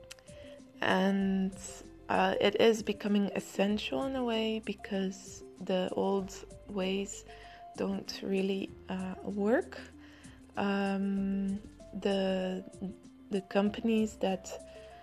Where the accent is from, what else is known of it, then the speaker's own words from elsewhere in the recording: Amsterdam, North Holland, Netherlands; in the Netherlands, where I come from Amsterdam